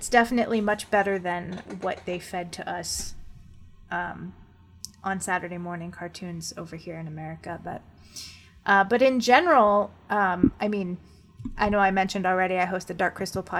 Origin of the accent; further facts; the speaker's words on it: California, United States; as a Californian child in the 90s